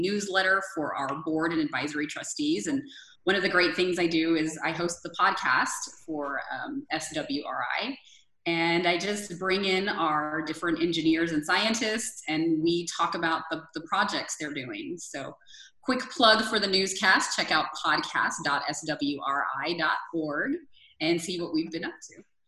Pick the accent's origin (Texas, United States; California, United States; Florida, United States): Texas, United States; San Antonio; moved away; I wanted to move back to my hometown, which is San Antonio